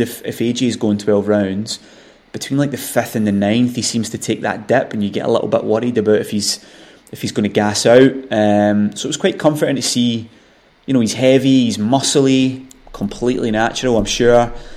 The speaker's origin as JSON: {"language": "English", "region": "Scotland", "country": "United Kingdom", "said": "as a Scottish boxing fan"}